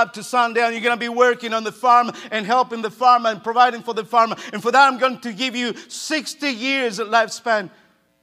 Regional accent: Argentina; moved away; I grew up in Argentina

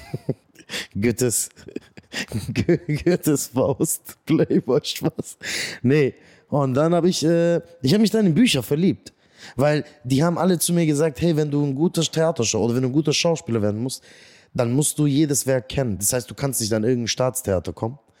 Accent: Göppingen, Baden-Württemberg, Germany; also born or lived in Eislingen; Ja, ich bin vor 32 Jahren in Göppingen zur Welt gekommen

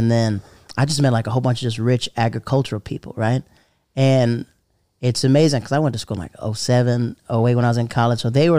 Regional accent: Tampa, Florida, United States; also born or lived in North Carolina; Nah, I'm from Tampa, Florida, by the way of North Carolina.

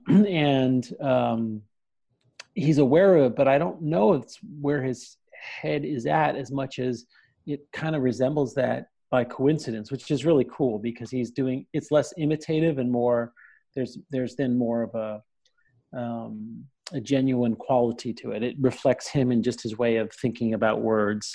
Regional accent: New York City, New York, United States; also born or lived in New Jersey; a kid growing up in Brooklyn and in New Jersey

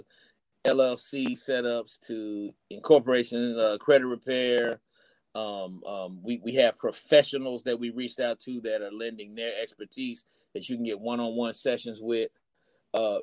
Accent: Decatur, United States; I'm from Decatur

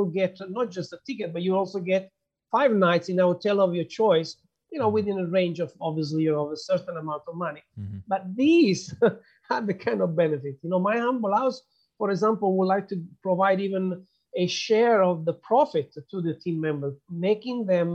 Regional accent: Italy; moved away; I'm from Italy

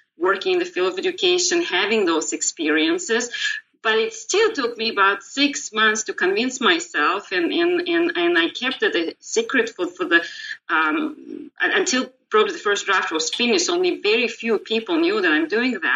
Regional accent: Moscow, Russia; moved away as an adult; also born or lived in Israel; now in United States; I was born in Moscow in Soviet Union, and I went through school there.

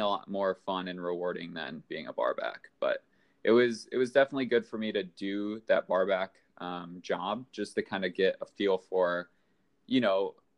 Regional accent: Valparaiso, Indiana, United States; now in Chicago, United States; I am from Valparaiso, Indiana, which is about an hour and 20 minutes

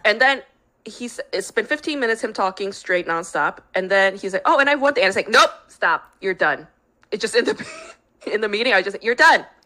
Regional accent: New York, United States; now in Los Angeles, United States; I grew up in New York.

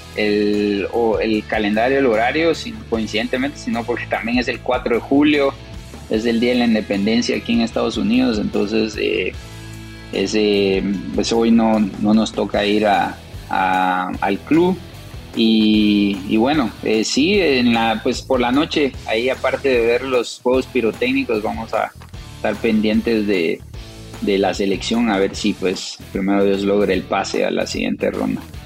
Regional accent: Guatemala; moved away as an adult; also born or lived in New Jersey / Colorado; now in St. Louis, United States; ya crecimos. Eh, tuvimos toda una vida en, Guatemala

